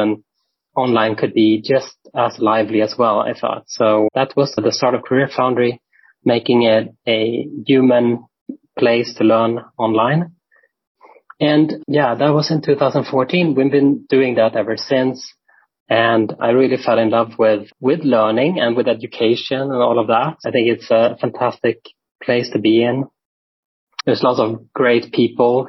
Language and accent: English; Sweden; moved away as an adult; now in Berlin, Germany; I'm from Sweden. I live in Berlin, Germany since about 15 years now